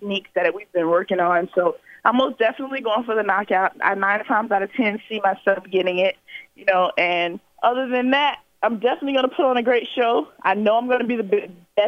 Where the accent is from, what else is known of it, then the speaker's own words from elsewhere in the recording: Pompano Beach, Florida, United States; come back to my hometown